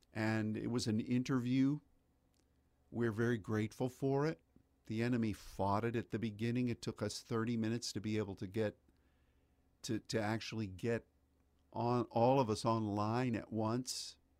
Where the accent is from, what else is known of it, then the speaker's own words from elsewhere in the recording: United States; as an American